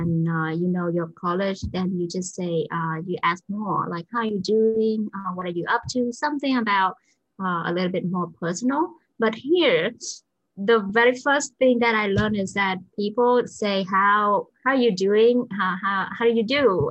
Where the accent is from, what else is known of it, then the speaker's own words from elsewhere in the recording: Vietnam; English is a second language; moved away as an adult; so I'm from Vietnam